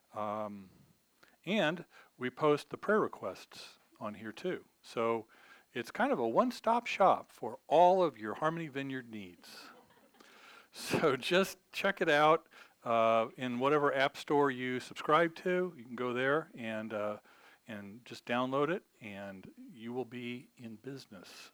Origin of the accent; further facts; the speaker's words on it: United States; we're American